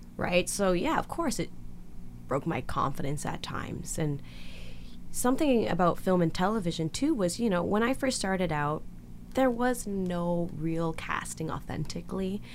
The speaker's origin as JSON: {"language": "English", "town": "Victoria", "region": "British Columbia", "country": "Canada", "tie": "born or raised there", "second_language": "English", "said": "I grew up in Victoria, uh, which is a pretty smaller community than yeah. Vancouver"}